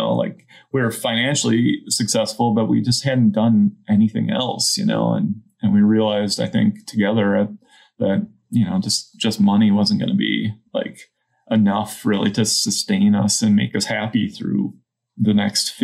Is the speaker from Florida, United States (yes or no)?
no; Minnesota, United States; moved away as an adult; I grew up in Minnesota